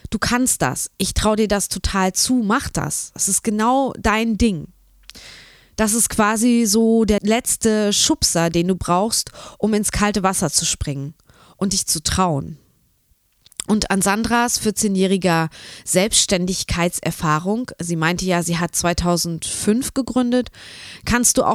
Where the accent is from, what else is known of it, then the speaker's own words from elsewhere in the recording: Braunschweig, Lower Saxony, Germany; Genau, ich bin ja auch aus Braunschweig und ähm, genau, wir kennen uns schon eine ganze Weile durch die Kreativregion